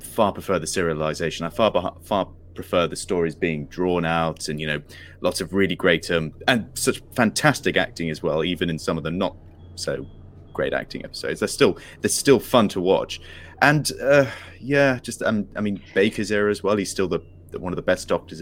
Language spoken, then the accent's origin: English; Isle of Wight, South East England, United Kingdom; when I was a child, I was growing up in Isle of Wight